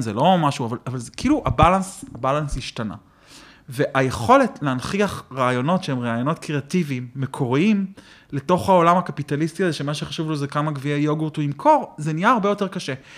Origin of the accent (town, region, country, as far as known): Israel; born or raised there